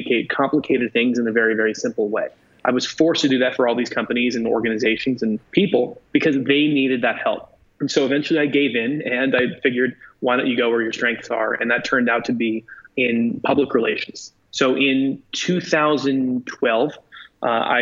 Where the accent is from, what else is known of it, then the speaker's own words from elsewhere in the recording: New York, United States; I'm actually a New Yorker from New York. So I'm one of the few people here. I'm currently sitting in a skyscraper in Manhattan who was actually born on this island. And I grew up both in New York and then in the adjoining areas